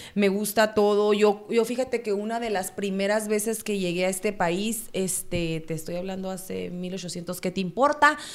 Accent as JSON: {"language": "Spanish", "region": "Sonora", "country": "Mexico", "moved": "as an adult", "lives_now": "United States", "said": "yo soy de Sonora"}